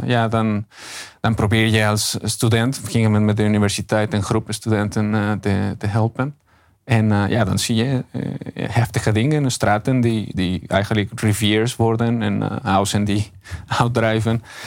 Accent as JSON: {"language": "Dutch", "country": "Mexico", "second_language": "Dutch", "moved": "as an adult", "lives_now": "Netherlands", "said": "Mexico. Ik kom zelf uit Mexico."}